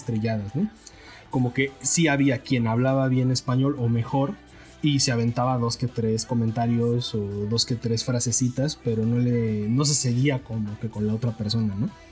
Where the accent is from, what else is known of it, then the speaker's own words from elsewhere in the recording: Mexico; yo también soy mexicano